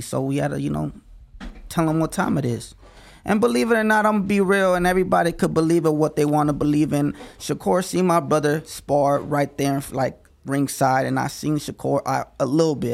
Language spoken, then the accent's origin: English; Las Vegas, Nevada, United States; I'm from Las Vegas